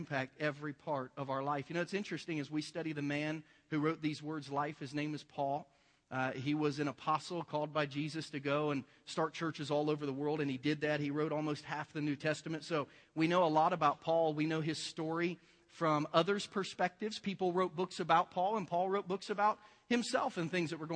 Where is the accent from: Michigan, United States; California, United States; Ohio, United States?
Ohio, United States; Southern; I'm from Southern Ohio. It's a little bit rednecky